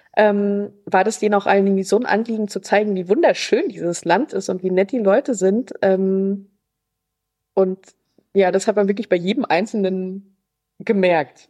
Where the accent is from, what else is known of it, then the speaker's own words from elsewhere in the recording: Germany; wir sind aus Deutschland